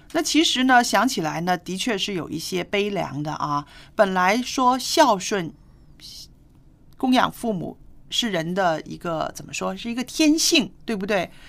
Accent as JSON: {"language": "Chinese", "country": "China", "said": "因为我们中国人是非常注重这个家庭观念的"}